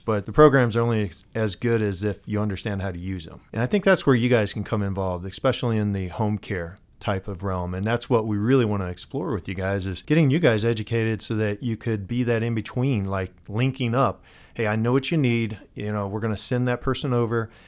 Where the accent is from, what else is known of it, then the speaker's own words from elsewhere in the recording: Missouri, United States; I'm from Missouri